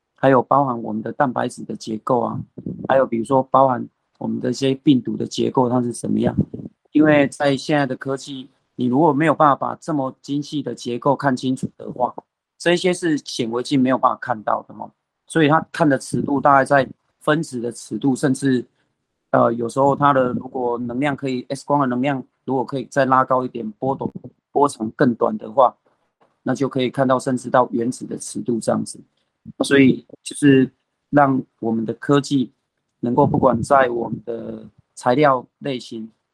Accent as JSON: {"language": "Chinese", "town": "Pingtung", "region": "Pingtung County", "country": "Taiwan", "also_born_or_lived": "United States", "moved": "yes", "said": "我们屏东这边"}